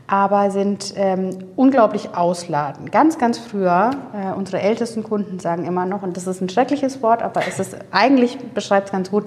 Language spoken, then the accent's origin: German; Würzburg, Bavaria, Germany; ich bin in Würzburg zur Schule gegangen und in den, äh, in den Weinlesemonaten hat man in Würzburg immer wieder Unimox gesehen